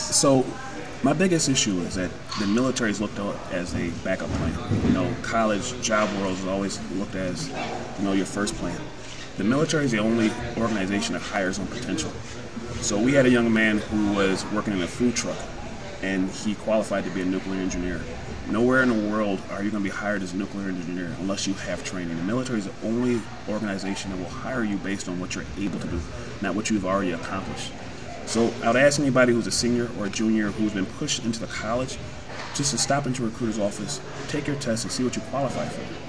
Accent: Rochester, United States; I joined right out of high school. I'm here from Rochester

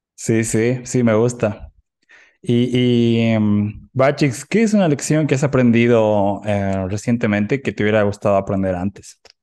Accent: Oruro, Bolivia; now in Cochabamba, Bolivia; soy de Oruro, soy de Oruro

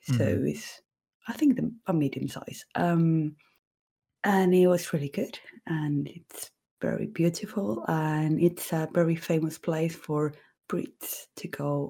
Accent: Fuengirola, Andalusia, Spain; born or raised there; English is a second language; also born or lived in Malaga

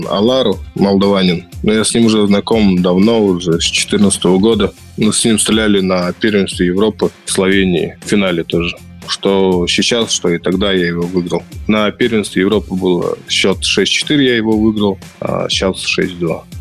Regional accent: Chita, Zabaykalsky Krai, Russia; К Олимпийским играм буду готовиться уже в Москве, потом у нас на родине, в Чите.

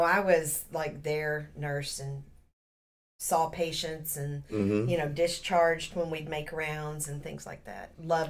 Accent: Fort Smith, Arkansas, United States; moved away as an adult; now in Houston, United States; I was from Fort Smith, Arkansas.

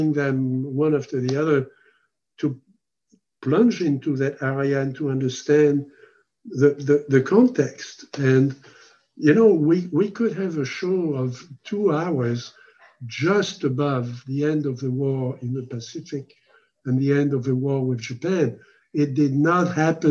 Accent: France; moved away; I was born in France

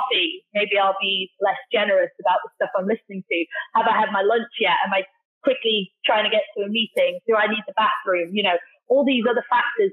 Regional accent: Darlington, North East England, United Kingdom; moved away as an adult; also born or lived in Australia; now in Singapore; I'm from the UK originally, a place called Darlington, so up near Newcastle.

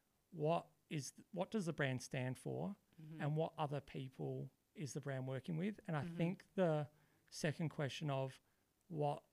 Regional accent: Adelaide, South Australia, Australia; also born or lived in Melbourne; I'm born in Adelaide and I grew up in Adelaide.

